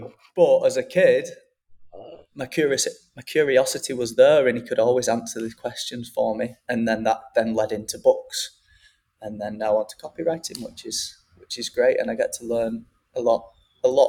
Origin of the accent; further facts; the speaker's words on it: Wigan, North West England, United Kingdom; moved away as an adult; also born or lived in Manchester / London / Australia; now in Mexico; my hometown Wigan